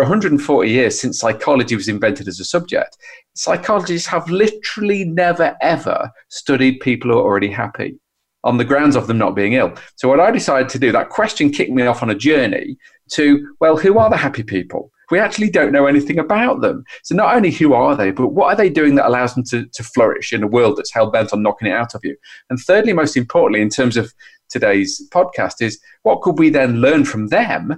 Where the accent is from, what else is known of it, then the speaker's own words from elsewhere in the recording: United Kingdom; as a Brit